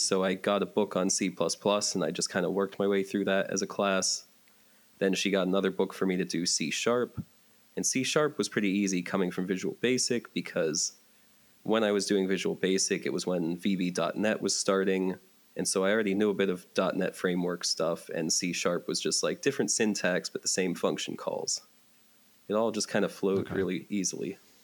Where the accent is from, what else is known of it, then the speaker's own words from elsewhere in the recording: Johnstown, Pennsylvania, United States; moved away as an adult; also born or lived in Pittsburgh, Pennsylvania; now in Northern Virginia, United States; I'm from the Pittsburgh, Pennsylvania area but uh, after my parents divorced, I grew up in Johnstown, Pennsylvania, which is about two hours east of that in central PA